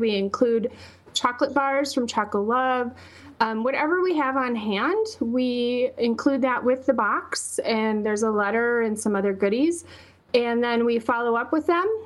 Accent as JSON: {"language": "English", "region": "Wisconsin", "country": "United States", "accent": "Wisconsin", "moved": "as an adult", "lives_now": "Boulder, United States", "said": "I can't hide my Wisconsin"}